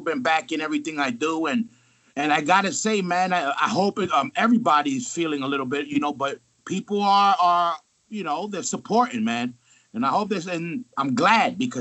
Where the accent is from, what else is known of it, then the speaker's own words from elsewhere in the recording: New York City, New York, United States; I'm from Queens. He's from the Bronx. You meet us, you know we're from New York.